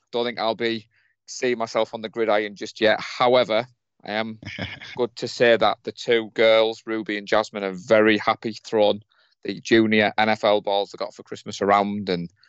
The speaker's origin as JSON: {"language": "English", "town": "Darlington", "region": "North East England", "country": "United Kingdom", "tie": "born or raised there", "moved": "as an adult", "said": "I've just moved out of my hometown of Darlington"}